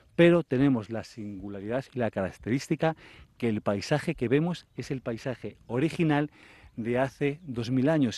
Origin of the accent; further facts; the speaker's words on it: Tarancón?, Castilla-La Mancha, Spain; soy del Cajo de Santiago, y veníamos con mi colegio en los, en los años 90